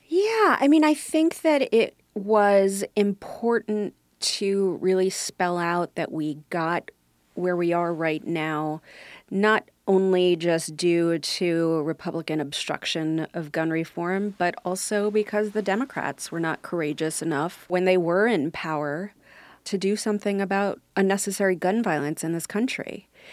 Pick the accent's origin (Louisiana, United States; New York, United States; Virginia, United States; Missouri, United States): New York, United States; New York City; also born or lived in Brooklyn, New York; we lived there until I was uh, four, and then uh, someone got shot in our neighborhood, and the bullet came through the front door of the house, and my parents moved us to Staten Island